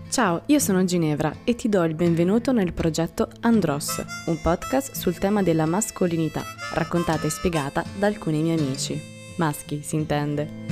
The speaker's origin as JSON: {"language": "Italian", "town": "Terni", "region": "Umbria", "country": "Italy", "tie": "born or raised there", "said": "Terni, la mia città natale"}